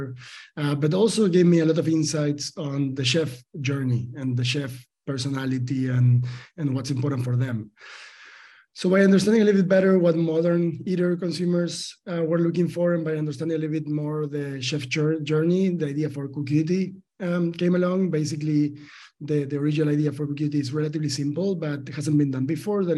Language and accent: English; Argentina; I'm from Argentina. I was born in a farm in Argentina, highly like agricultural country, and my family, my father is a farmer